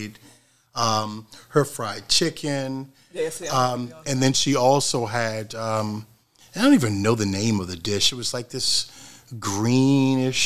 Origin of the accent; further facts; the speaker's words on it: Baltimore, Maryland, United States; I was born and raised in Baltimore